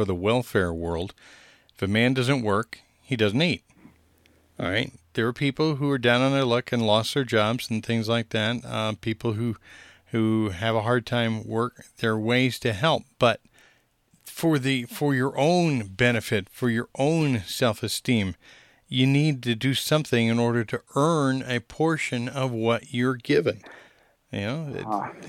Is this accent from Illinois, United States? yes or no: yes; Peoria, Illinois, United States; now in Albuquerque, United States; Methodist Hospital, which is where I was born in Peoria, Illinois.